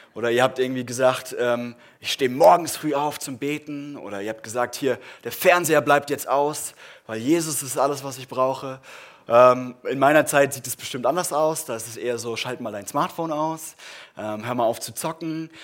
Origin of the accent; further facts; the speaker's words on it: Germany; wir machen das als Deutsche